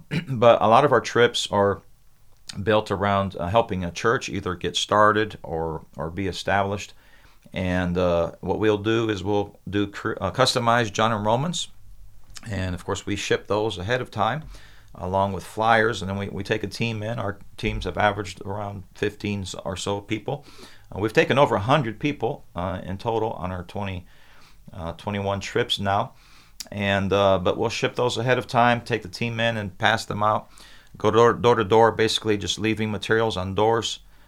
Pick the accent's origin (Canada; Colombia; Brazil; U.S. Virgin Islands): Brazil; now in United States; I was 2 years old when my parents went to Brazil as missionaries. So I grew up in Brazil.